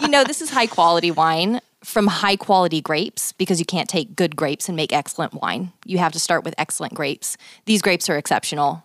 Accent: Texas, United States; I'm from Texas

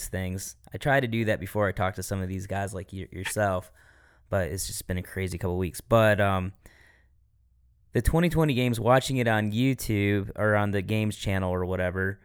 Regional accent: Michigan, United States; now in Greenville, United States; I'm from Michigan, so like sometimes I'm here in Greenville, South Carolina

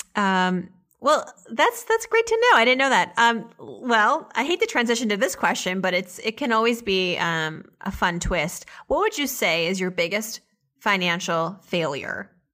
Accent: Auburn, Massachusetts, United States; also born or lived in Worcester, Massachusetts; then we moved to Auburn

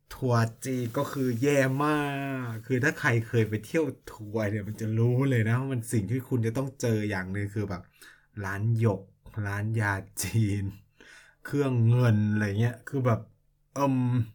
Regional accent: Thailand; moved away as an adult; now in China

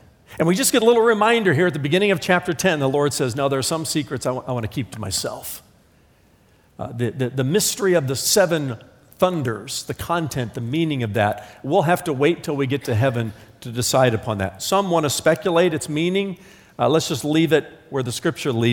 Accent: Indiana, United States; I'm from Indiana.

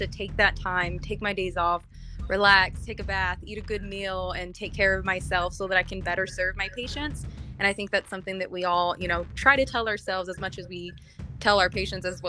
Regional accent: Texas, United States; now in New Mexico, United States; Texas is my home state, and so to kind of try and help out my home community

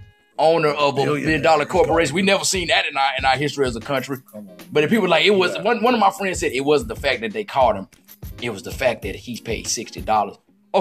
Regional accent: grew up in Saints country, Mississippi, United States; Tony Sipp is from my hometown.

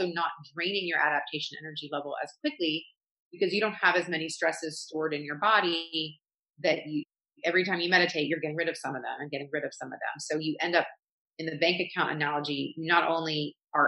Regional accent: the South, United States; I grew up going in the South, going to a very like elite private school

